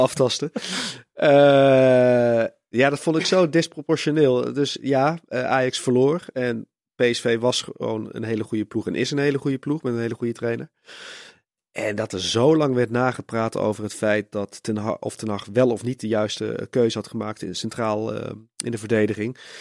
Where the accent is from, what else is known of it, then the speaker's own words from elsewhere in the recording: Tilburg, North Brabant, Netherlands; ik kom uit Tilburg